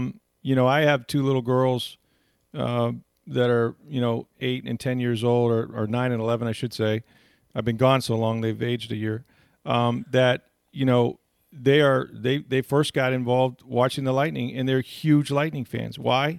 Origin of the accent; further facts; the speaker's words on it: St. Petersburg, Florida, United States; I grew up here. I'm from St. Pete.